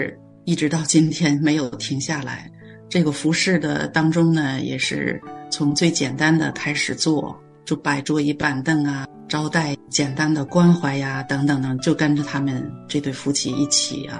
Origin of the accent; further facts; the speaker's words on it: China; moved away as an adult; now in Canada; 然后我从中国来到加拿大的第一顿饭就是在他家吃的